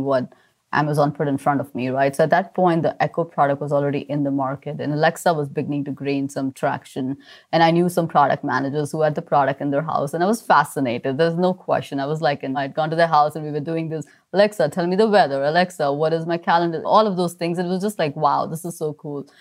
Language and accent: English; Mumbai, Maharashtra, India; I grew up in Mumbai, surrounded by family